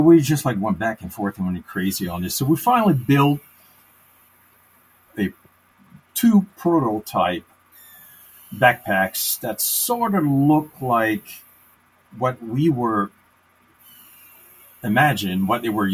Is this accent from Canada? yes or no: yes; Canada; also born or lived in Maryland; now in United States; I was raised in Canada